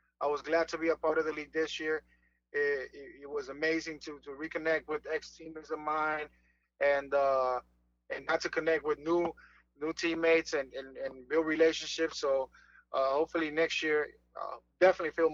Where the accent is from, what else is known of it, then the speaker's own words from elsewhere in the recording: Fajardo, Puerto Rico; moved away; I turned pro with my hometown team in Fajardo